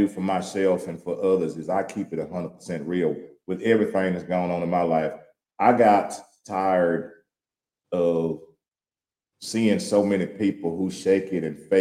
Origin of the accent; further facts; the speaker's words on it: Louisiana, United States; now in Houston, United States; I'm from Louisiana, and I'm by this country as they come